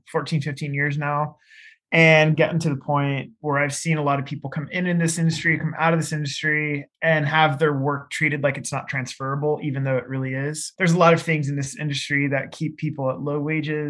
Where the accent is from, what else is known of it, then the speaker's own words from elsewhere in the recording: Seattle, Washington, United States; I grew up in Seattle